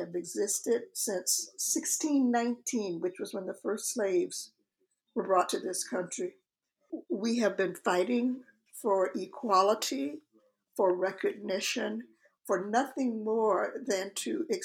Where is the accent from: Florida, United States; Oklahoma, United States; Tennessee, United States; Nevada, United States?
Florida, United States; I actually grew up in Florida